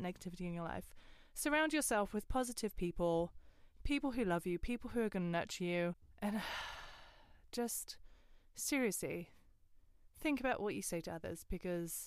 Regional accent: Westcliff-on-Sea, East of England, United Kingdom; also born or lived in Grays, Thurrock; I was born in Thurrock, in Grays. And then we moved to Westcliff when I was three. So I lived right next to Chalkwell Park.

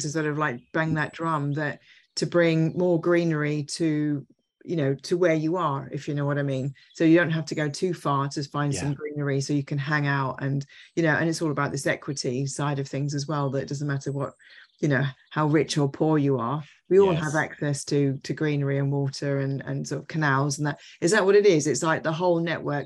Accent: London, United Kingdom; I was born in London and my mother's family were all London, like from like 1800s

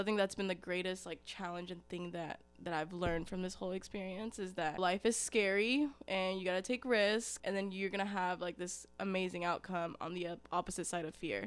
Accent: Ringgold, Georgia, United States; also born or lived in Dalton, Georgia; I actually didn't grow up in Dalton, I grew up in Ringgold, so very, very close by.

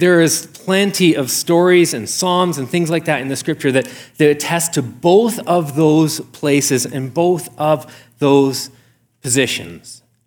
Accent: Canada; I'm a Canadian

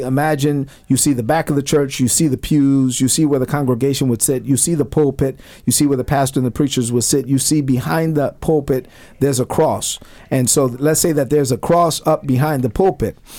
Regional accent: New York City, New York, United States; moved away; growing up in Brooklyn

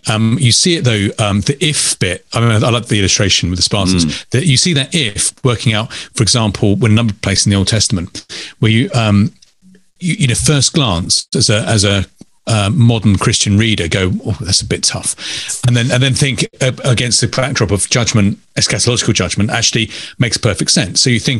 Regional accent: Wales, United Kingdom; we're two Welsh people here

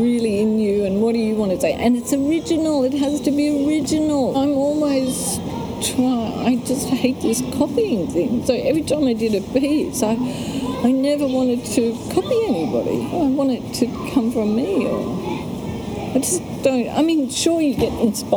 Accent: Australia; moved away; also born or lived in Europe / Sydney / Canberra; I came from Europe. I was Australian, but I was always an outsider

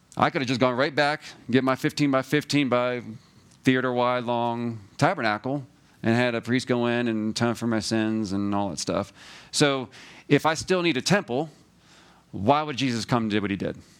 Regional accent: New Jersey, United States; moved away; also born or lived in Georgia; I'm from New Jersey

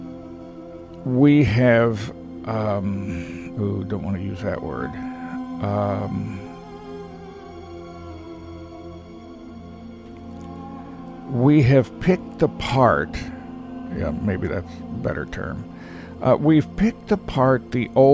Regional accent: Texas, United States; I'm a Texan

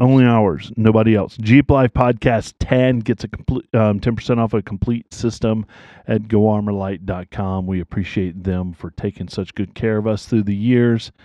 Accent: the South, United States; now in Pennsylvania, United States; I'm from the South.

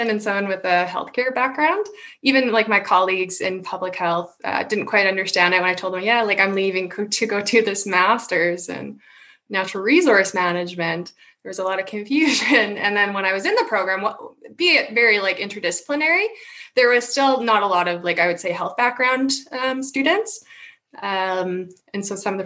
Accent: Saskatoon, Saskatchewan, Canada; also born or lived in Manitoba; I grew up in Saskatoon

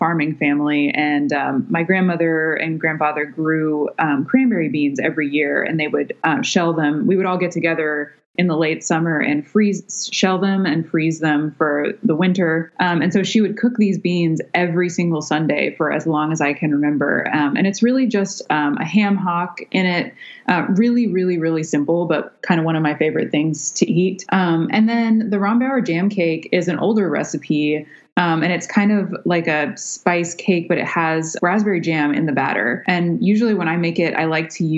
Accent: the South, United States; I grew up in the South

